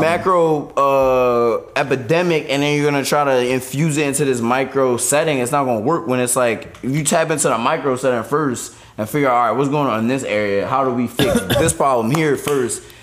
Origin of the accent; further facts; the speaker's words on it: Philadelphia, Pennsylvania, United States; I grew up in South Philly